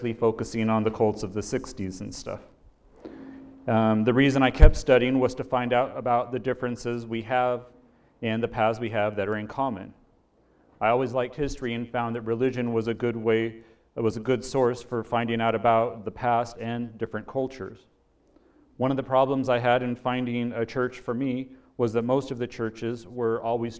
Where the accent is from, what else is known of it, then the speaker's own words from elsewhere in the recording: Bay Area of California, United States; I grew up in the Bay Area of California